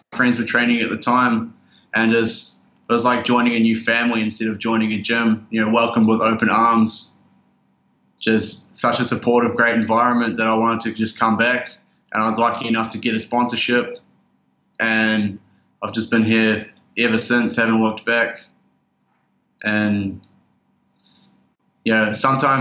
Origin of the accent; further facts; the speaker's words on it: Oamaru, Otago, New Zealand; moved away as an adult; also born or lived in Christchurch, New Zealand; now in Thailand; my hometown of Oamaru